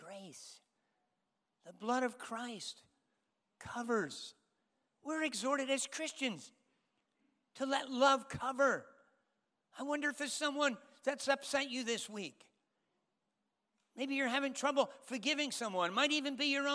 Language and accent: English; United States; moved away as an adult; also born or lived in Spain / London; I'm American